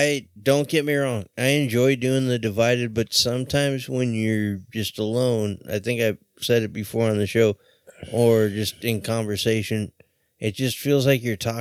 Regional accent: Orange County, California, United States; I'm from O.C.

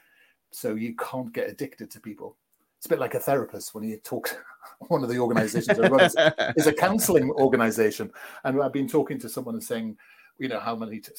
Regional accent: United Kingdom; I'm from Britain

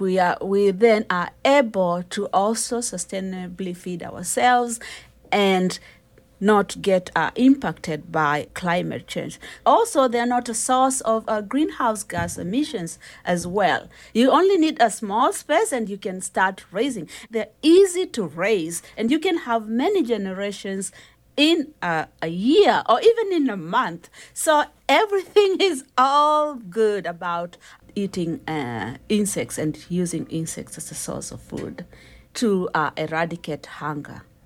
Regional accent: Kenya; I'm a Kenyan

